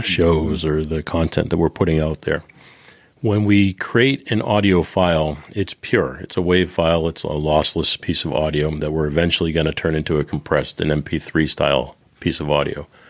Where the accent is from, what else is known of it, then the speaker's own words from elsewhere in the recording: Boston, Massachusetts, United States; I'm from Boston